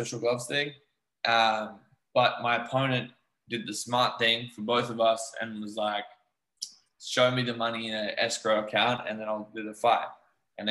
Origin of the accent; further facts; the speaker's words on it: Australia; moved away; also born or lived in New Zealand; I grew up in Australia where we played rugby league